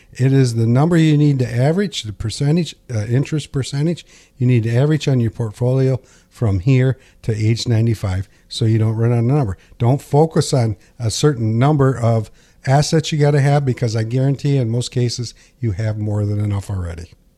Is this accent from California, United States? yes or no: no; Pinconning, Michigan, United States; I grew up in Pinkani, there's a bowling alley here called White's